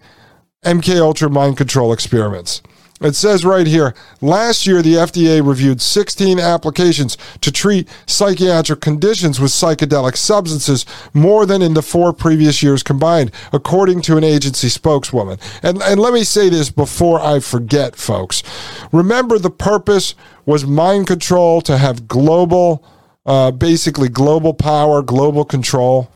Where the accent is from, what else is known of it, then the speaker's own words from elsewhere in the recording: Connecticut, United States; I am from Connecticut, grew up in Connecticut